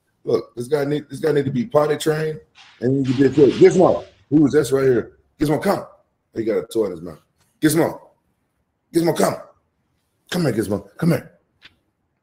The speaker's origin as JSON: {"language": "English", "town": "Memphis", "region": "Tennessee", "country": "United States", "tie": "born or raised there", "said": "my hometown, Memphis"}